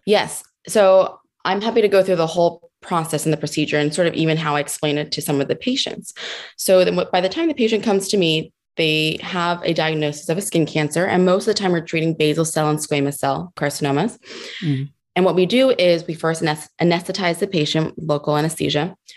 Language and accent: English; New Jersey, United States; I'm from New Jersey